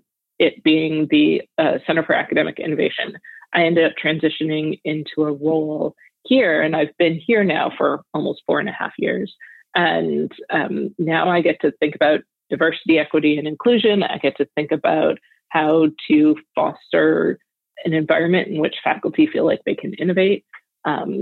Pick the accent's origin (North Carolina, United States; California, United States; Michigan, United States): Michigan, United States; outside Detroit; moved away as an adult; also born or lived in Rochester; I grew up outside Detroit